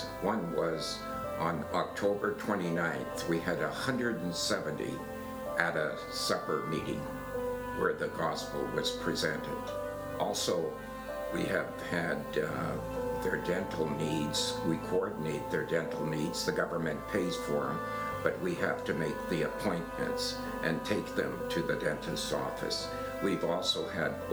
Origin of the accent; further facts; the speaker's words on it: Regina, Saskatchewan, Canada; we're from Regina